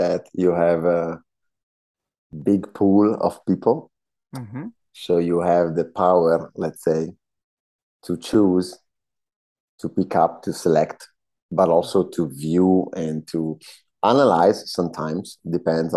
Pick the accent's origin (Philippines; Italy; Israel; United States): Italy; Northern Alps, northern Italy; English is a second language; moved away as an adult; also born or lived in Vancouver, Canada; now in Montreal, Canada; From the Northern Alps, from a small town in the Northern Alps in Italy